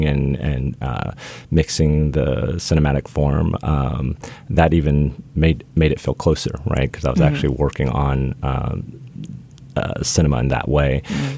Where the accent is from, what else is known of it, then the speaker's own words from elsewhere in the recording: Midwest, United States; I grew up in the Midwest